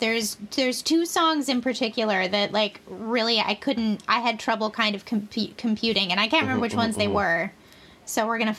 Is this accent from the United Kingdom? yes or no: no; Canada; also born or lived in United States; I'm American, but having gone to high school in Canada